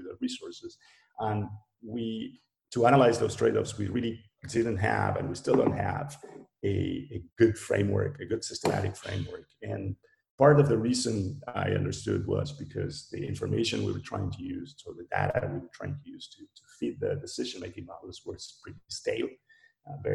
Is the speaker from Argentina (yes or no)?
yes; Argentina; I'm from Argentina.